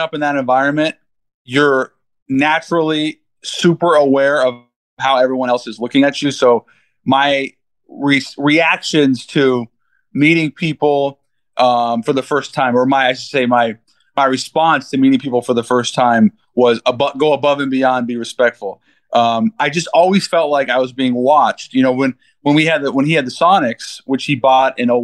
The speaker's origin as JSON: {"language": "English", "town": "Seattle", "region": "Washington", "country": "United States", "tie": "born or raised there", "said": "my friends growing up in Seattle"}